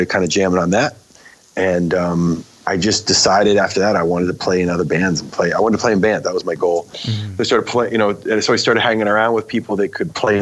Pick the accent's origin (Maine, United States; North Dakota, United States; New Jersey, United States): Maine, United States; I grew up in Maine, and I grew up in a little town